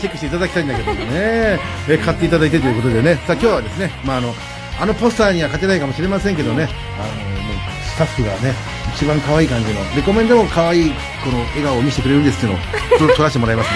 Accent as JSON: {"language": "Japanese", "area": "Tateyama/Wada area", "region": "Chiba", "country": "Japan", "tie": "born or raised there", "said": "その隣がうちの地元の"}